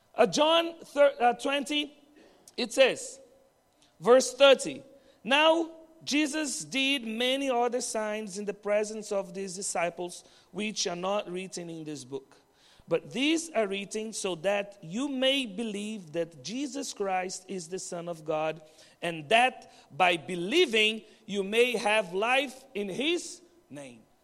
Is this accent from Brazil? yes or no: yes; Brazil; moved away as an adult; now in Bahrain; from Brazil, and I'm married to Danny, also from Brazil